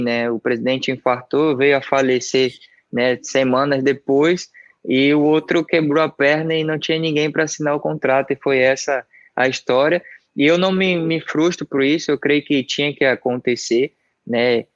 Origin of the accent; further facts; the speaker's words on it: Salvador, Bahia, Brazil; moved away as an adult; also born or lived in Santos; eu sou soteropolitano, sou daqui de Salvador. Eu nasci ali no bairro chamado Pedreiras